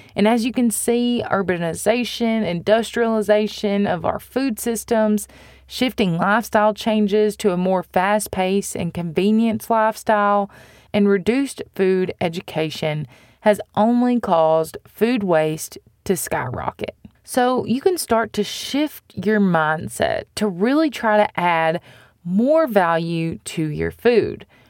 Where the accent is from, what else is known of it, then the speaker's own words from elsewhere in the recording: United States; as American consumers